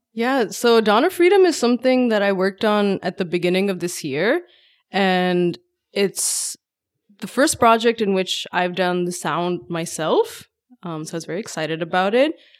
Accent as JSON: {"language": "English", "country": "Pakistan", "tie": "born or raised there", "moved": "as an adult", "lives_now": "Bay Area, United States", "said": "I grew up in Pakistan"}